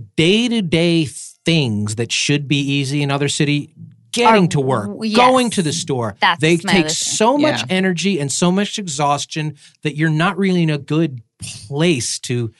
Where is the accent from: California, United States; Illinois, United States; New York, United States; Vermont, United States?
New York, United States; moved away; And I'm from New York.